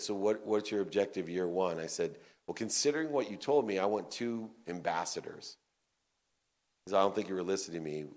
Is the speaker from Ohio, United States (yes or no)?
yes; Akron, Ohio, United States; I was born in Akron, Ohio, to a single mom with 6 kids